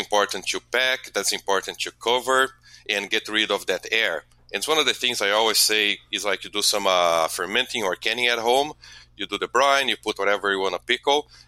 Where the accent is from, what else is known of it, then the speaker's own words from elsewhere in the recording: Brazil; moved away as an adult; now in Milwaukee, United States; I'm originally from Brazil. I came to U.S. to do my PhD